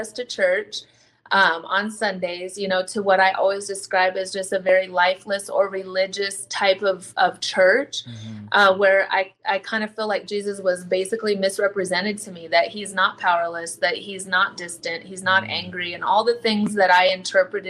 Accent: South Dakota, United States; Raised in a small town in South Dakota off of the reservation

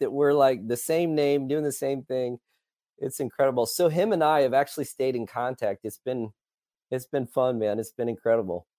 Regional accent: Illinois, United States; also born or lived in Colorado Springs; now in Dallas-Fort Worth, United States; I am originally from Illinois

